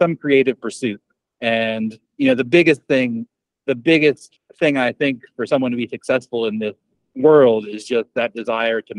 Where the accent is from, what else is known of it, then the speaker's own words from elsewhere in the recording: Lehigh Valley, Pennsylvania, United States; my hometown in the Lehigh Valley, Pennsylvania, like Allentown, Bethlehem